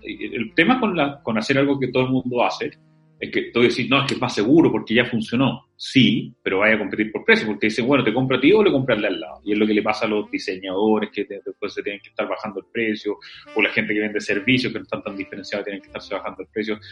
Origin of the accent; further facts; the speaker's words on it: Antofagasta, Chile; moved away; soy antofagastino